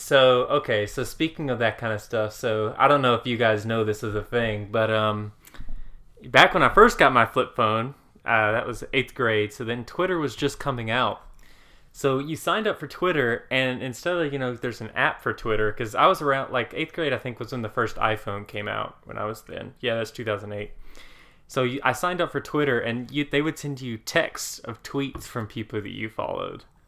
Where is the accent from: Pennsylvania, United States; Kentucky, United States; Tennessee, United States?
Tennessee, United States; Cookeville; my hometown of Cookville, Tennessee